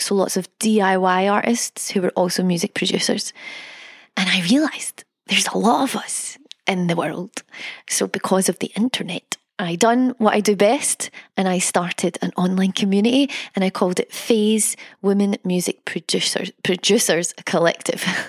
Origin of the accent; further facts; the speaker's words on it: Scotland, United Kingdom; I'm Scottish